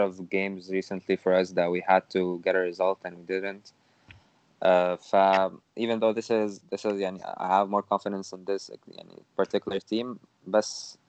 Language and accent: English; Egypt; now in Canada; I'm Egyptian, living in Canada.